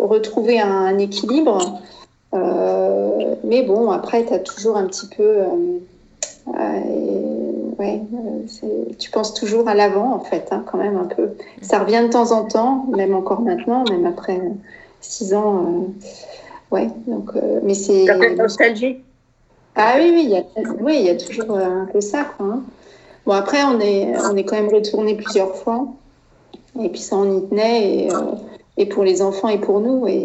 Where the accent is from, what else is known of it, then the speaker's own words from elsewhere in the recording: France; moved away as an adult; also born or lived in United States; ça faisait même pas un an qu'on était aux États-Unis. Euh, j'avais plus vraiment la sensation d'être chez moi en France